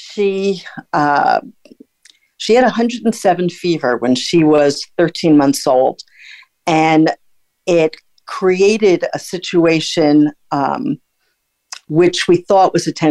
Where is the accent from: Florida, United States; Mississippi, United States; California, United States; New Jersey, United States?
New Jersey, United States; Bergen County; moved away as an adult; also born or lived in Brooklyn, New York / Kentucky / Texas / Germany; I was born in Brooklyn, New York. We wound up moving to Bergen County, New Jersey when I was 4 years old. I graduated high school there.